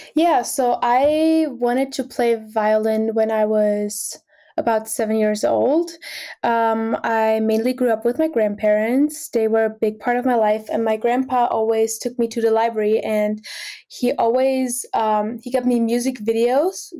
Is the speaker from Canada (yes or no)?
no; Austria; now in Boston, United States; I'm originally from Austria